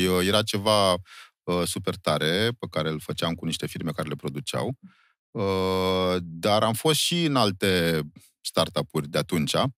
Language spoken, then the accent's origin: Romanian; Romania; doar dacă suntem români nu înseamnă că am furat ceasurile